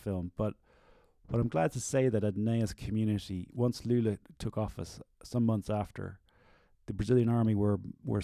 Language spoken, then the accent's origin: English; Ireland; I'm an Irish artist